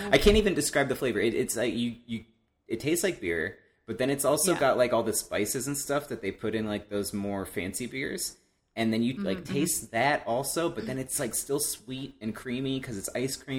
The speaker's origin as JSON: {"language": "English", "region": "Ohio", "country": "United States", "tie": "born or raised there", "said": "Columbus, Ohio, my home state"}